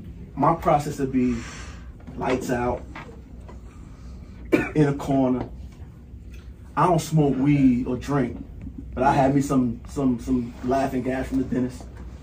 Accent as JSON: {"language": "English", "region": "New Jersey", "country": "United States", "said": "I'm not really from Spring. I'm from New Jersey."}